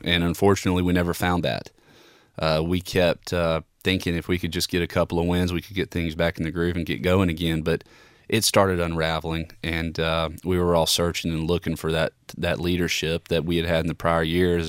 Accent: Alabama, United States; growing up in Alabama

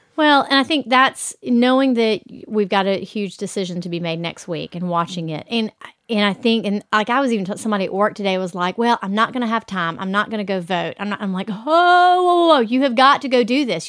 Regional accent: the South, United States; we are from the South

